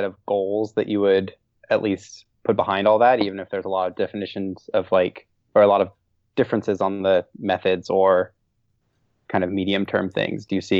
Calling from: Washington, District of Columbia, United States; I'm calling from DC.

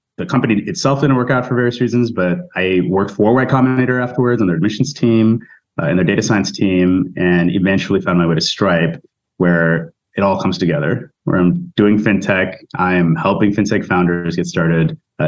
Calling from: New York City, New York, United States; I'm actually in New York City.

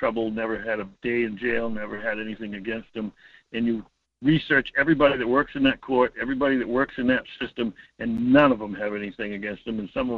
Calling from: Homer, Alaska, United States; Hi, Mike. … from Homer, listening to you, watching those shows.

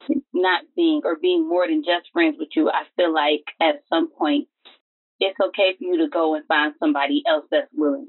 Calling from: Southfield, Michigan, United States; I'm from Southfield, Michigan.

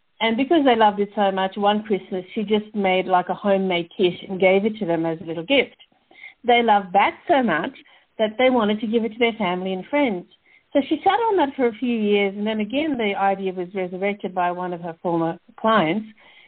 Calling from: Canberra, Australian Capital Territory, Australia; So I'm calling from Canberra, which is the capital of Australia. It's sort of between Melbourne and Sydney

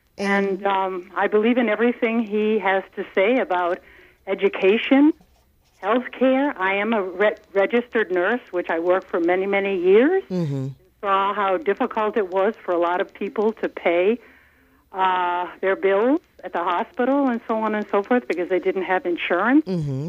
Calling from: New York City, New York, United States; I'm calling from Manhattan.

